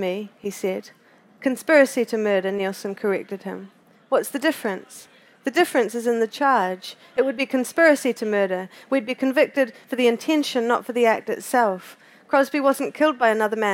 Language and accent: English; Christchurch, Canterbury, New Zealand; also born or lived in Canada; I grew up in Christchurch, which is on the east coast of the South Island of New Zealand